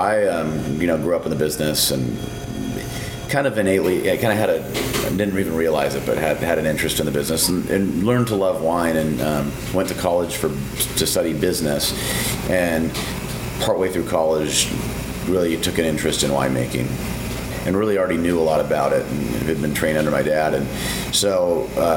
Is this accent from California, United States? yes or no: yes; St. Helena, California, United States; I grew up in Napa Valley, in St. Helena, a little town right in the heart of Napa Valley